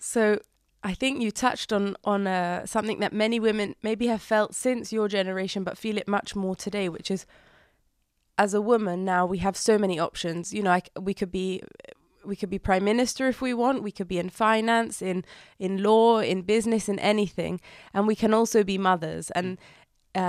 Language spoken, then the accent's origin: English; London, United Kingdom; now in Herzliya, Israel; growing up in London and then moving here